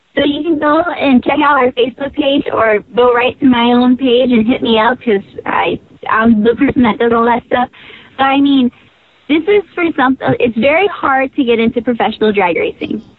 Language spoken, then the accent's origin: English; California, United States; now in Indianapolis, United States; I'm from California, but I moved out here to Indy